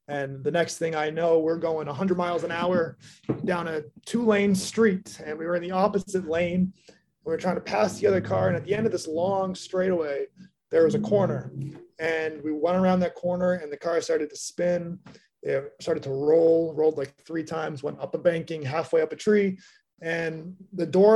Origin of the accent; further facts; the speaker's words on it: Massachusetts, United States; I grew up in Massachusetts, like had a normal childhood